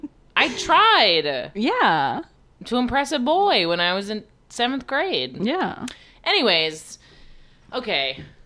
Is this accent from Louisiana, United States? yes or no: no; New York City, New York, United States; I'm from Queens.